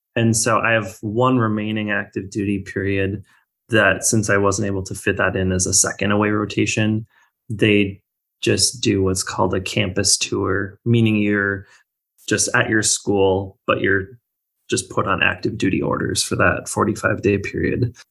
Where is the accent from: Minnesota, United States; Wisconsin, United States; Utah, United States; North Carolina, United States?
Minnesota, United States; moved away; I am originally from Minnesota